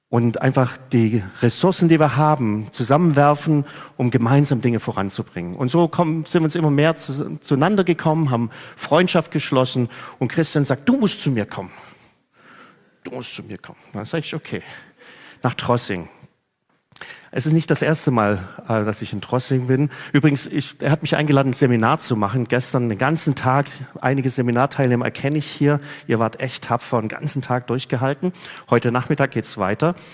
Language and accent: German; Reutlingen, Baden-Württemberg, Germany; habe mich bekehrt in, in einer Baptistengemeinde in meiner Heimatstadt Reutlingen. Ich kann auch so schwätze, dass man hört, dass ich daherkomme.